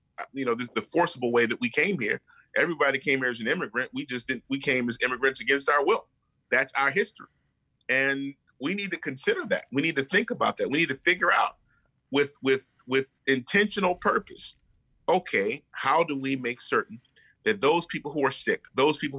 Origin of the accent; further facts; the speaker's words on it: Baltimore, Maryland, United States; also born or lived in Howard County, Maryland; I was born in Baltimore, raised in Baltimore